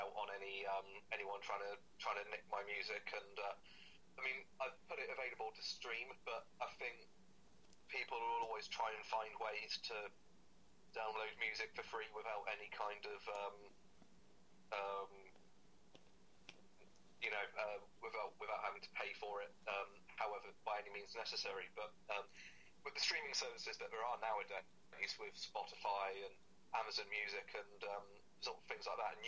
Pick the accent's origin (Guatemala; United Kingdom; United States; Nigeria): United Kingdom; Cirencester, South West England; my hometown in Cirencester